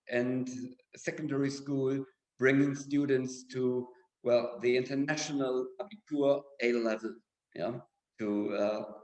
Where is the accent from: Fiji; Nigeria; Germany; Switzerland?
Germany; moved away as an adult; now in Milan, Italy; I'm from Germany. I was principal in Germany before, and now I'm here.